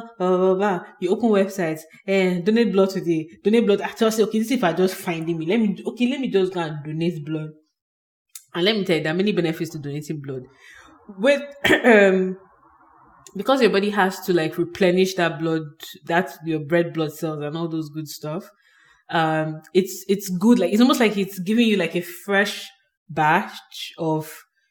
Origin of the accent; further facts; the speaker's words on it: Nigeria; moved away as an adult; I moved here in this 2019. So I'm a Nigerian and I was living in Nigeria boldly.